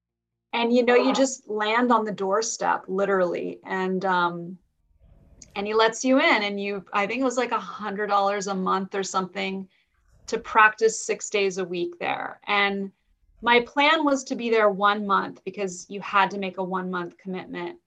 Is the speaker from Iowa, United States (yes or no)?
no; Marin, California, United States; also born or lived in Santa Barbara; Marin, which was where I had grown up. So I just landed back in my hometown